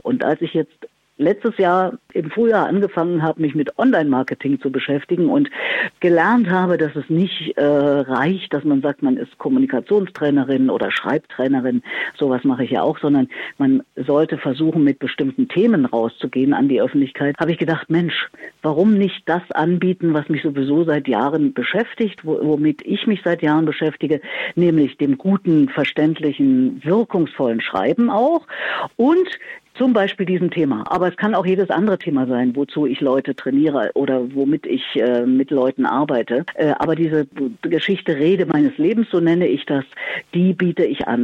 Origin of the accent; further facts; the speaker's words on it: Erfurt, Thuringia, Germany; moved away as an adult; now in Berlin, Germany; ich bin in Erfurt, meiner Heimatstadt, alle meine zwölf Schuljahre fast täglich auch in der Musikschule gewesen